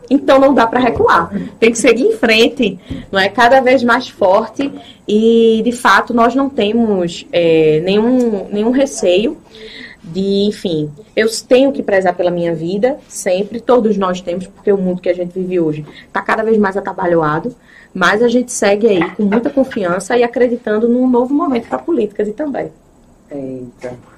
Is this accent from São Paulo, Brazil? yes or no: no; Itambé, Pernambuco, Brazil; born or raised there; also born or lived in Recife